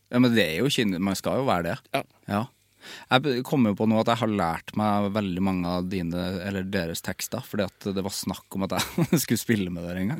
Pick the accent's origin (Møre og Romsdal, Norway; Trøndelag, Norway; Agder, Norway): Trøndelag, Norway; Som trønder